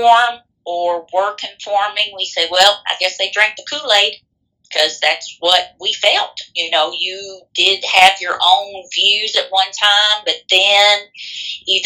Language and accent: English; Boston, United States; my hometown, Boston